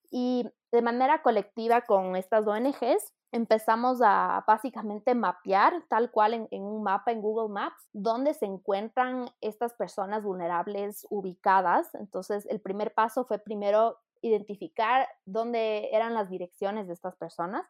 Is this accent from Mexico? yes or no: no; Ecuador; also born or lived in United Kingdom; soy una ecuatoriana de 30 años